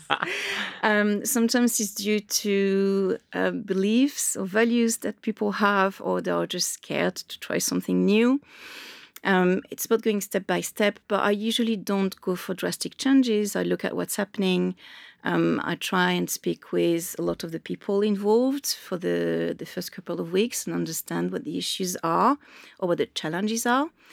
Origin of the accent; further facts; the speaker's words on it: Marseille, Provence-Alpes-Côte d'Azur, France; English is a second language; also born or lived in Dublin; now in London, United Kingdom; I grew up in Marseille, so I grew up on the coast